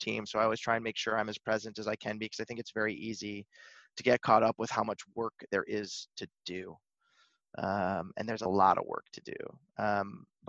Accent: Buffalo, New York, United States; moved away as an adult; also born or lived in Cleveland, Ohio / Manhattan, New York; now in Los Angeles, United States; I grew up in Buffalo, New York

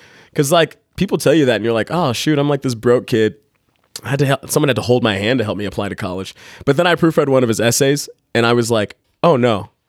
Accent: Dallas, Texas, United States; moved away as an adult; now in Utah, United States; I grew up broke in Texas

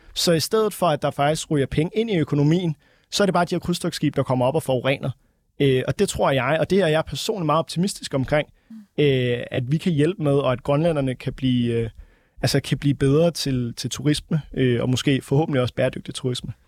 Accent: Denmark; vi som danskere

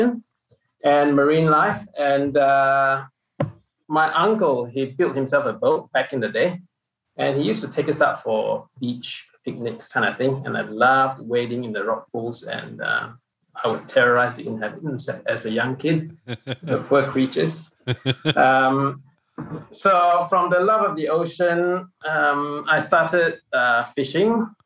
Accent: Kuching, Sarawak, Malaysia; moved away; I grew up in a little town called Kuching

